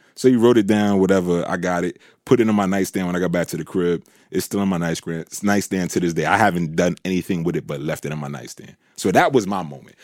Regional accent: New York, United States; I'm from New York

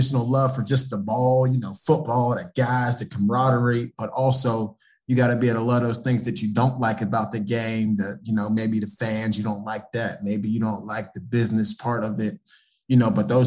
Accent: Pittsburgh, Pennsylvania, United States; being in a football rich area, you know, we're from Pittsburgh

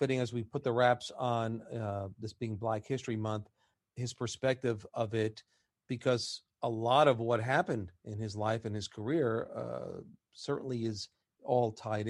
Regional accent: New York, United States; growing up in New York

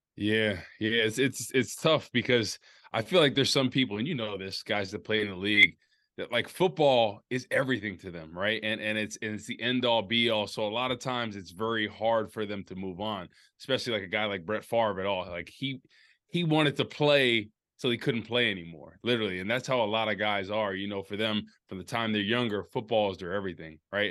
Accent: New Jersey, United States; moved away; I'm back home in New Jersey at my hometown.

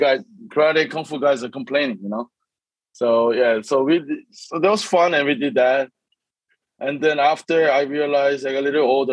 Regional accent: São Paulo, Brazil; moved away; also born or lived in Korea; when I was uh, first grade, right? So I was seven, eight years old. Uh, I moved to Brazil

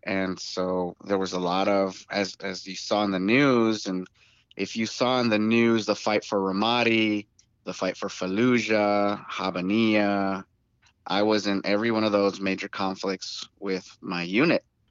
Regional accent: Tucson, Arizona, United States; I was born and raised in Tucson, Arizona

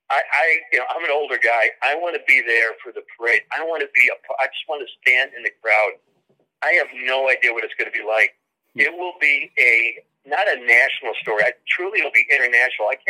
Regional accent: Chicago, Illinois, United States; also born or lived in Detroit, Michigan; I grew up, born in Detroit, grew up um, western suburbs of Chicago.

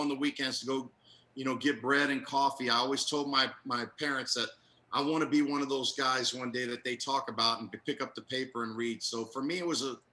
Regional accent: Tampa, Florida, United States; I was a little kid growing up in Tampa, and I grew up in a Hispanic community

